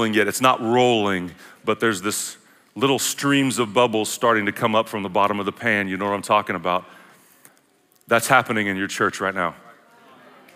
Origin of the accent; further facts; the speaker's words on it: Oklahoma, United States; I'm from Oklahoma